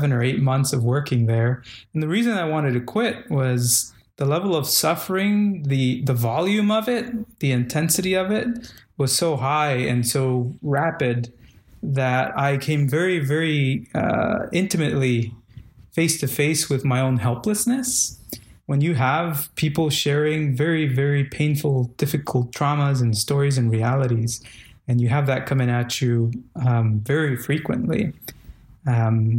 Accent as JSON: {"language": "English", "country": "Guatemala", "moved": "yes", "said": "Culturally, I am from Guatemala"}